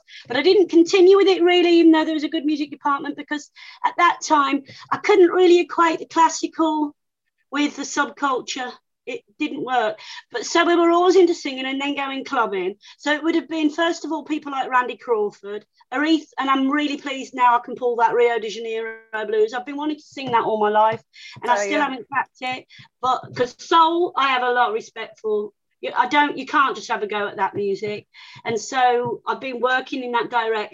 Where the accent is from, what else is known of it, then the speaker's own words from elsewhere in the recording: Birmingham, West Midlands, United Kingdom; at school, which was a grammar school, you know, I'm from Birmingham